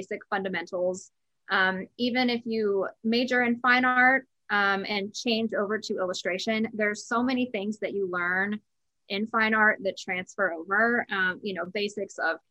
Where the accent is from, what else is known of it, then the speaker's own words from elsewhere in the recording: Terra Alta, West Virginia, United States; I grew up in Northern West Virginia in a tiny town called Terra Alta.